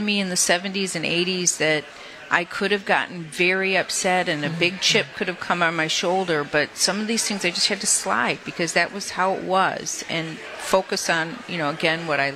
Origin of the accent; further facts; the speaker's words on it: Detroit, Michigan, United States; also born or lived in Ypsilanti, Michigan; I was born and raised in Detroit